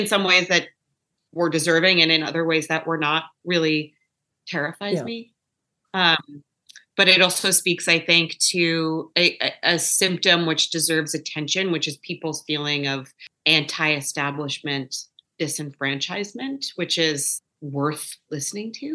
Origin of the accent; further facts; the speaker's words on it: New York City, New York, United States; also born or lived in Los Angeles; growing up in New York City